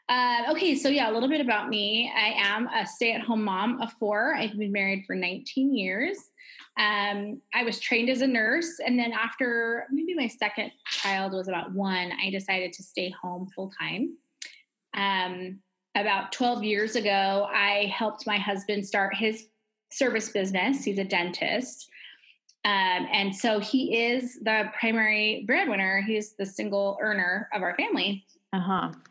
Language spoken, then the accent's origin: English; Alaska, United States; moved away as an adult; also born or lived in Arizona; I grew up primarily in the state of Alaska in the United States. Mm-hmm. Um, my mother worked was a government employee, and so we lived in Arizona for a while, then Alaska, and that's where I lived when I moved away from home.